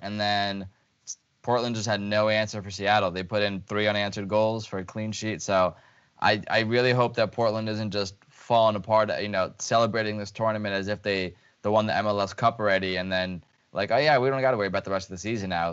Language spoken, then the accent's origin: English; Lviv, Lviv Oblast, Ukraine; moved away; my hometown club